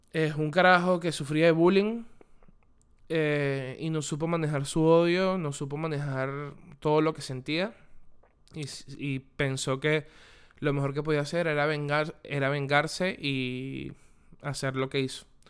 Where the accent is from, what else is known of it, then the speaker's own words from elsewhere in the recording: Venezuela; moved away; Desde que yo salí de Venezuela